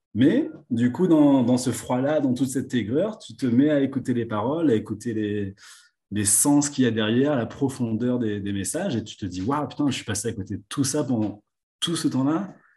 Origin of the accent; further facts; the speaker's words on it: La Possession, Réunion; moved away as an adult; also born or lived in Le Port, Réunion / Paris, France; je suis né au port, à La Réunion. j'ai grandi à la possession